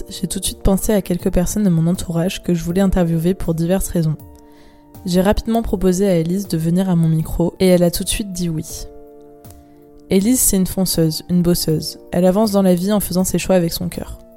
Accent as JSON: {"language": "French", "town": "Toulon", "region": "Provence-Alpes-Côte d'Azur", "country": "France", "tie": "born or raised there", "said": "j'ai 23 ans, j'ai grandi à Toulon, comme Juliette."}